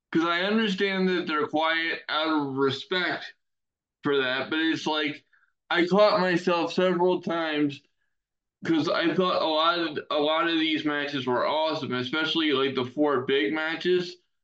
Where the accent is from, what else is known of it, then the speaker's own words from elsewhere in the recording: United States; as an American wrestling fan